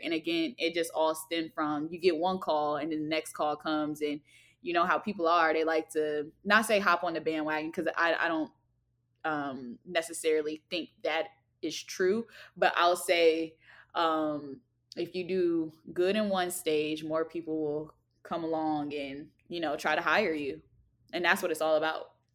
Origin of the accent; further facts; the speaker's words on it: Alexandria, Virginia, United States; I am from Alexandria, Virginia